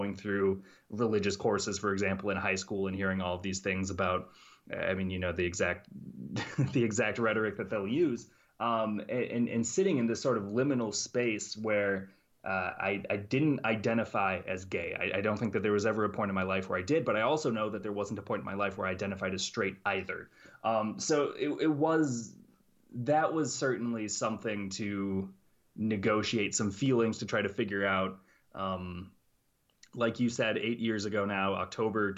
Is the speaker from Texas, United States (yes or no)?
no; St. Cloud, Minnesota, United States; I grew up in St. Cloud, Minnesota